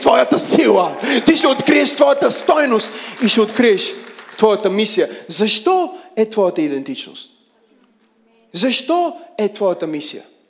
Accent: Bulgaria; аз съм от България

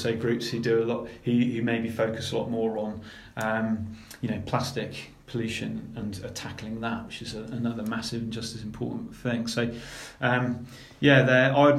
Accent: Cornwall, South West England, United Kingdom; when I was a kid growing up in Cornwall

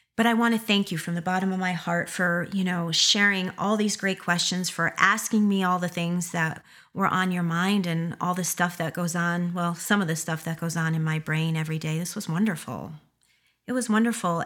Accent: Schenectady, New York, United States; that is my area code from being from upstate New York, Schenectady

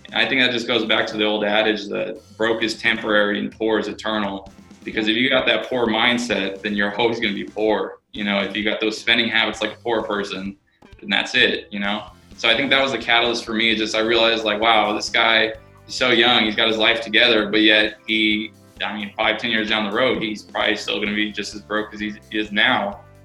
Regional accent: Sacramento, California, United States; born and raised in Sacramento

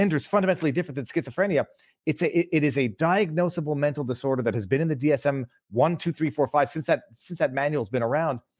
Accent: Canada; I'm, I'm Canadian

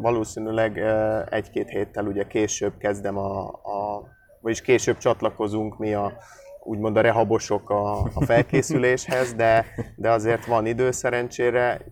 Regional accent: Budapest, Hungary; moved away as an adult; now in Debrecen, Hungary; ugye én amúgy budapesti vagyok, és az egy jó nagy város.

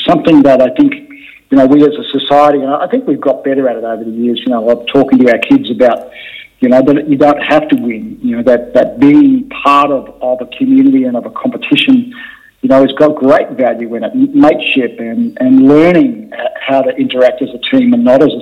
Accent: Rockhampton, Queensland, Australia; moved away as an adult; also born or lived in Brisbane; now in Melbourne, Australia; grew up, went to school there, finished year 12 there

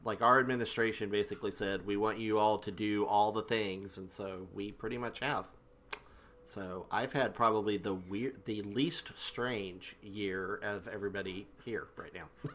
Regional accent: Oklahoma, United States; I grew up in Oklahoma.

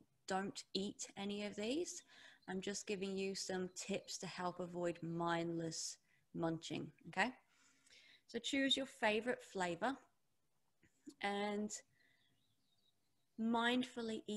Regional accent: England, United Kingdom; now in New Zealand; I'm English. I live in New Zealand now, but growing up, it was always big, heavy meals

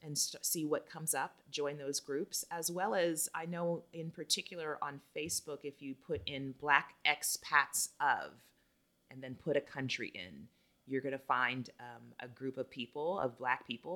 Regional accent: United States; moved away as an adult; now in Costa Rica; oh, she's American

